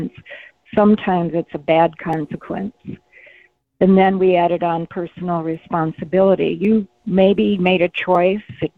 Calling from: Mesa, Arizona, United States; I'm calling from Mesa.

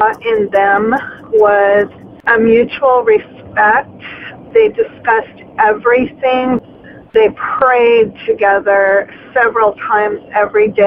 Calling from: Sun City, United States; I'm calling from Sun City

